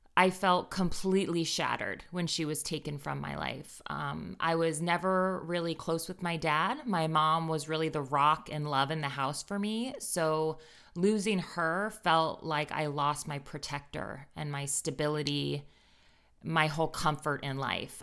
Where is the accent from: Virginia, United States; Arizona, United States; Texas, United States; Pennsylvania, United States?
Virginia, United States; Northern; I grew up in Northern Virginia